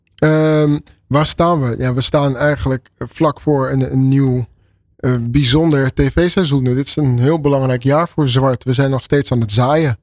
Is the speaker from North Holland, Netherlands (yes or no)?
yes; Amsterdam, North Holland, Netherlands; Ik ben geboren en getogen in Amsterdam